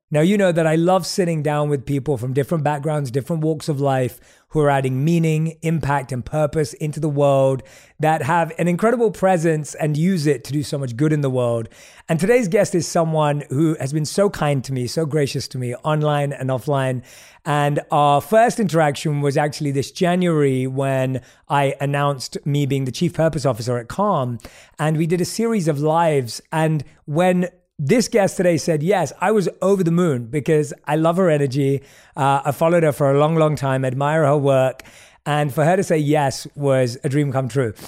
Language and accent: English; London, United Kingdom; also born or lived in New York / Mumbai; now in Los Angeles, United States; I grew up in London, which is obviously this big city